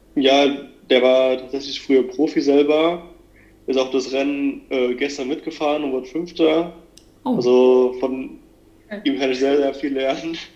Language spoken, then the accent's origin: German; near Hanau, Hesse, Germany; also born or lived in Kaiserslautern; ich komme aus äh, in der Nähe aus Hanau, in Hessen